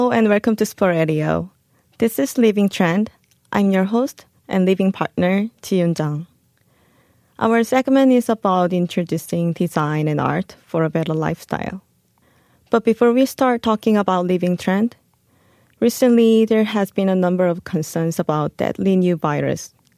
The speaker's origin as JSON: {"language": "English", "country": "South Korea", "tie": "born or raised there", "also_born_or_lived": "Chicago, United States", "moved": "as an adult", "said": "I was an ordinary Korean girl who was born and raised in Korea"}